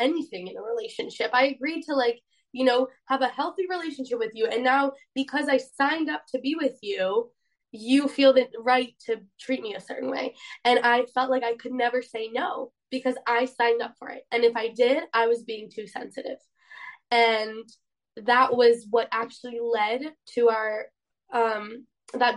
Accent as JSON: {"language": "English", "country": "Poland", "said": "I'm from Poland"}